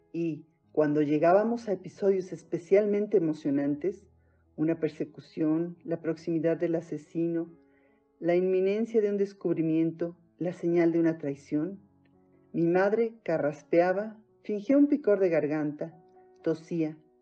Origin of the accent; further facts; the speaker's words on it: Mexico; soy mexicana